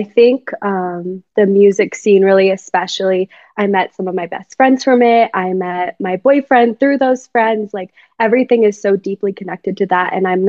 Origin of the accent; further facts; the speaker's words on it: Wyoming, United States; also born or lived in Colorado; Yeah, so I am from Wyoming. My dad was in the military, so we moved around a little bit, but I primarily grew up in Wyoming.